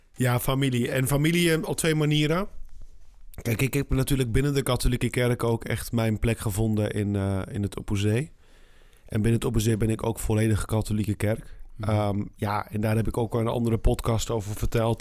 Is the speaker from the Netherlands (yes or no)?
yes; Netherlands; als Nederlander